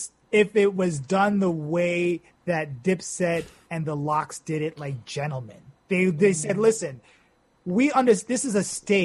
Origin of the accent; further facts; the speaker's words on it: Yonkers, New York, United States; Uptown, we're from Yonkers, they're from Harlem, and there's people from all the five boroughs here.